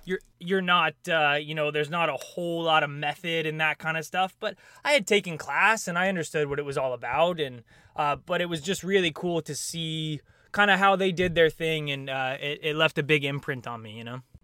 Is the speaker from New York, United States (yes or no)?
no; Raleigh Hills, Oregon, United States; moved away as an adult; now in Los Angeles, United States; I grew up in an area called Raleigh Hills, which is right in between Portland and, uh, a suburb outside of Portland called Beaverton